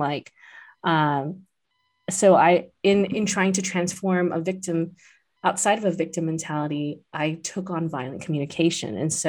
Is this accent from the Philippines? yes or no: yes; Philippines; they came this far, I'm indebted to them, and they gave up so much that I sometimes feel stunted as a Filipino.